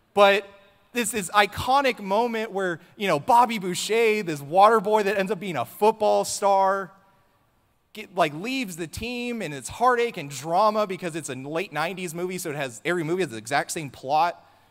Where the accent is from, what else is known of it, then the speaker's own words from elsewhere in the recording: Southern California, United States; now in Texas, United States; I'm from Southern California, so, like, I was never raised in the religion that is football that we have out here